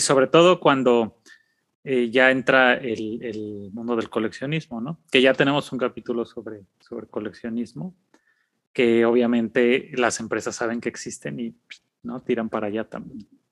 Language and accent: Spanish; Mexico; somos niños mexicanos de clase popular